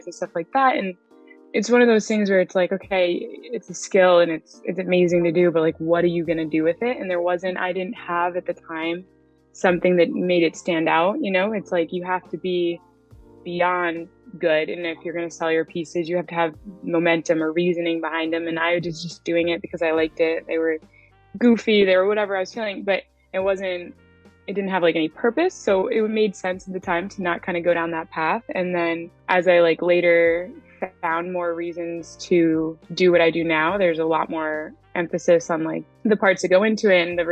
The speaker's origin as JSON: {"language": "English", "town": "Franklin", "region": "Massachusetts", "country": "United States", "tie": "born or raised there", "said": "I've always lived in Mass. I was in Western Mass for a little bit, and then we moved to Franklin when I was younger"}